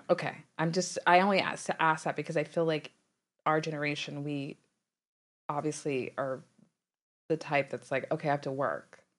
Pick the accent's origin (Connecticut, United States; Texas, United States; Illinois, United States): Texas, United States; Dallas; I'm from Dallas